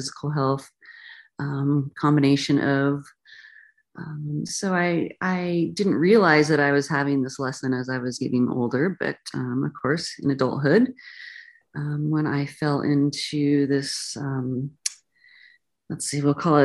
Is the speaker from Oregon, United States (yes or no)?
yes; the mountains of Oregon, United States; moved away; also born or lived in California; I ended up leaving the country where I grew up, country meaning the country, the mountains of Oregon in the Pacific Northwest